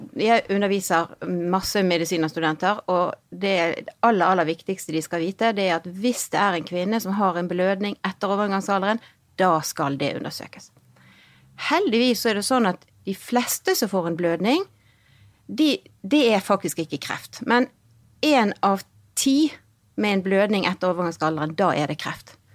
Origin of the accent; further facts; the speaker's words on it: Bergen, Vestland, Norway; also born or lived in Hong Kong; så kommer jeg fra Bergen.